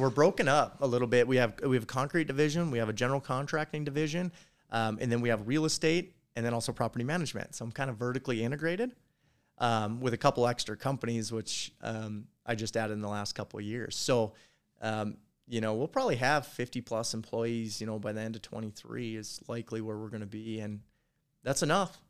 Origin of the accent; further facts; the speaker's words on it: North Dakota, United States; I'm from North Dakota.